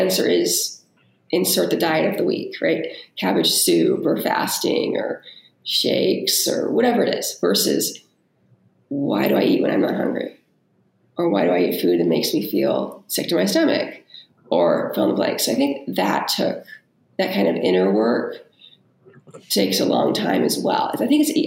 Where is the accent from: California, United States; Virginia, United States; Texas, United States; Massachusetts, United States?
California, United States; moved away as an adult; also born or lived in New York area; growing up in California where it's a lot of like pressure to look a certain way. And then when I was in my 20s, I moved to the New York area